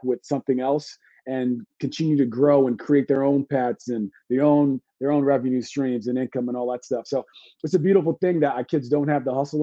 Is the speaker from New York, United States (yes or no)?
yes; New York City, New York, United States; I'm from Brooklyn